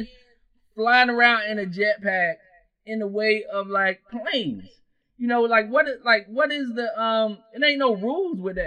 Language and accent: English; South Carolina, United States; I grew up in South Carolina